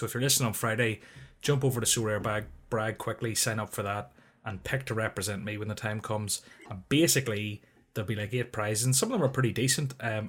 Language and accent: English; Northern Ireland, United Kingdom; I'm from Northern Ireland, deal with it.